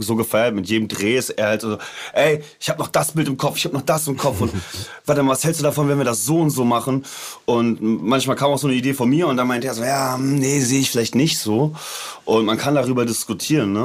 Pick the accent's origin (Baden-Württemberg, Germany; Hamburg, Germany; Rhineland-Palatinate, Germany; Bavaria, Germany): Hamburg, Germany; suburb of; das, wo ich her bin. Also das ist äh, Vorort von Hamburg